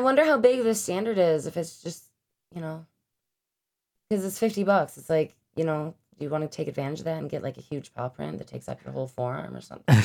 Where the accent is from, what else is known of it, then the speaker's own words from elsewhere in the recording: Lockport, New York, United States; growing up in the Lockport area